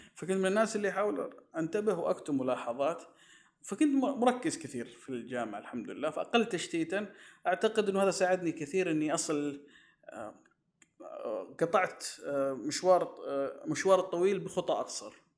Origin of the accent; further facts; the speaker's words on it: Saudi Arabia; عندنا في السعودية